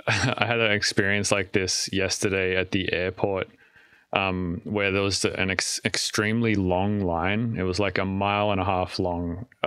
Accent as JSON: {"language": "English", "country": "Australia", "lives_now": "United States", "said": "so I can't get TSA pre or global entry or whatever, because I'm Australian."}